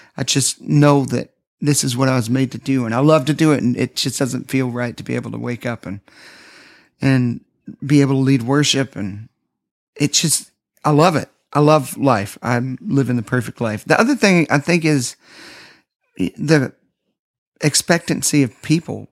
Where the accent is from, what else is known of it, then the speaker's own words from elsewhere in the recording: Nashville, Tennessee, United States; Growing up in Nashville, I grew up around people that were always promoting themselves.